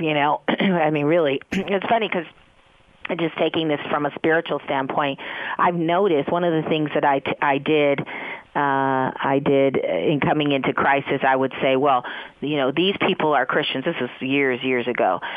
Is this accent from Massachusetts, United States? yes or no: no; San Francisco, California, United States; also born or lived in East Coast; my own experience having been raised in San Francisco